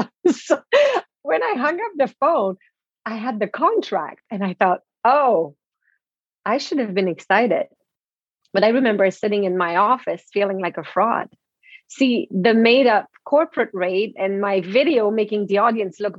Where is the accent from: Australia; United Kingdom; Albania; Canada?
Canada; first language French; English is a second language; moved away as an adult; also born or lived in Toronto; I'm French Canadian, right? So English is my second language.